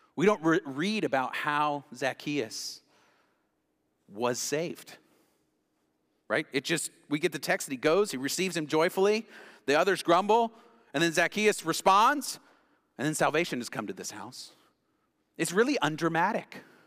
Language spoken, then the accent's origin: English; Knoxville, Tennessee, United States; I grew up in West Knoxville